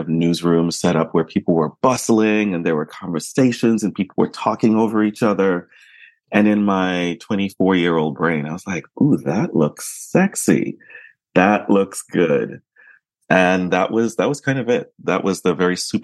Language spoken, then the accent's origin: English; New York, United States; I grew up in New York